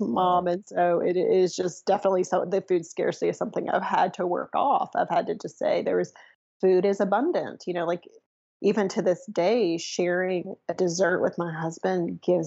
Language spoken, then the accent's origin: English; Mobile, Alabama, United States; So I grew up in Mobile, Alabama, probably the hottest place on the planet